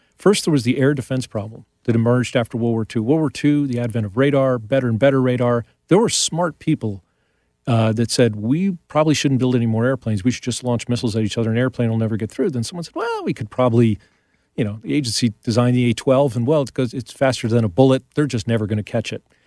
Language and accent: English; New York, United States; I grew up in New York